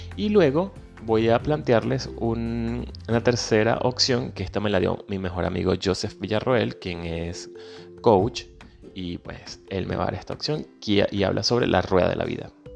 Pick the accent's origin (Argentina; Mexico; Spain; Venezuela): Venezuela; moved away; soy venezolano, emigrante